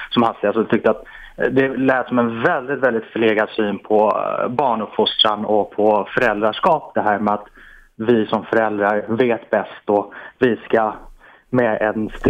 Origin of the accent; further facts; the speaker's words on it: Iran; Swedish is a second language; now in Sweden; jag har själv eh, mm, ja, bakgrunden eh, som, som invandrare och är från Iran.